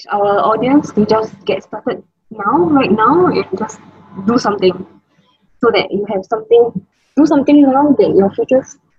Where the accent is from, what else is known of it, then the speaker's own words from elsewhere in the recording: Singapore; I'm from Singapore and I'm able to like, interview lots of amazing entrepreneurs all around the world